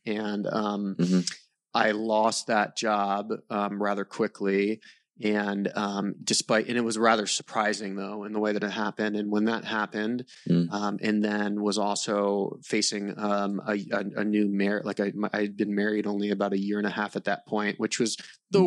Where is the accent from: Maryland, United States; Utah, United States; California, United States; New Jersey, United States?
Maryland, United States; I grew up in Maryland, um, mm. and kind of so, like a mix of like suburban Maryland, just uh, north of DC, so southern Maryland